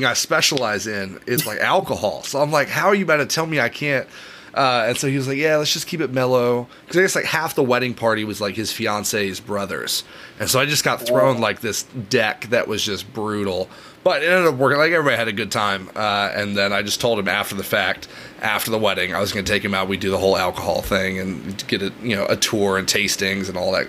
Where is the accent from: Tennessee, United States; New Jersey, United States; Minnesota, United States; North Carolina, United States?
Tennessee, United States; Knoxville; moved away as an adult; now in Washington, D.C., United States; I was born in Tennessee. I grew up in Knoxville, Tennessee